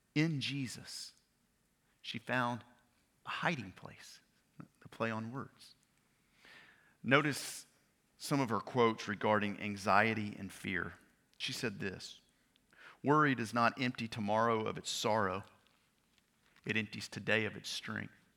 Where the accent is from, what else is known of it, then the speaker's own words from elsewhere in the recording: Bossier City, Louisiana, United States; I grew up in Bossier City, Louisiana